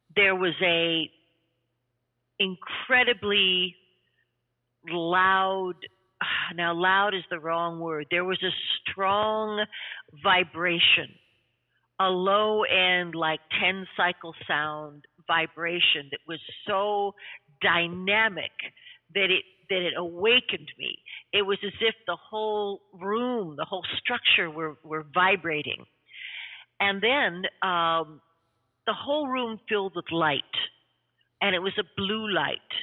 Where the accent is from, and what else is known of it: Canada; also born or lived in New York City